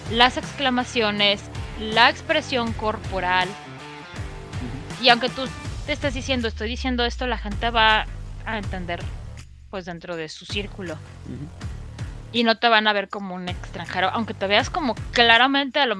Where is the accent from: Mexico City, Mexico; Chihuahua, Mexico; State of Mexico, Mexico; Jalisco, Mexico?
Mexico City, Mexico; accent: del centro; en el Ciudad de México es tan grande y tenemos tantos diferentes acentos.